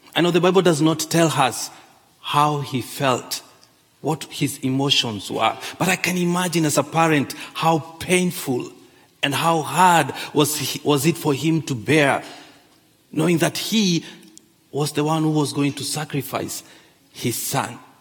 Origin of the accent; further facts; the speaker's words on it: Kenya; moved away; I grew up in Kenya.